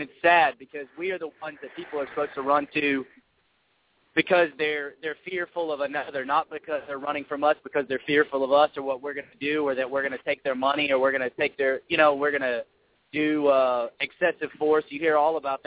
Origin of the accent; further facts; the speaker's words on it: Hot Springs, Arkansas, United States; I'm from Hot Springs, Arkansas.